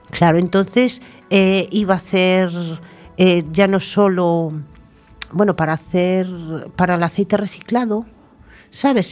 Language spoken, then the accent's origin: Spanish; Tordoia, Galicia, Spain; moved away; llevo 30 años viviendo aquí, 32 ya, pero mi Tordoya natal es mi Tordoya natal